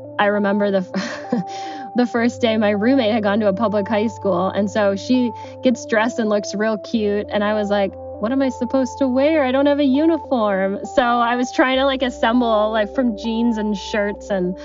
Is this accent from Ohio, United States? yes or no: yes; Cleveland, Ohio, United States; from Cleveland, Ohio, and I'm 32 years old and work in marketing.